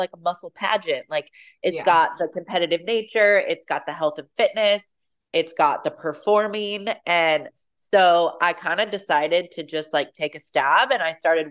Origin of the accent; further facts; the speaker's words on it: Puyallup, Washington, United States; grew up in Puyallup. So from born and raised in Washington